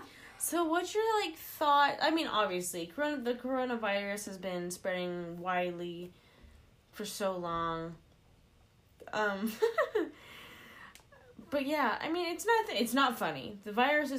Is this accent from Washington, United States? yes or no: yes; Lynnwood, Washington, United States; I'm from Linwood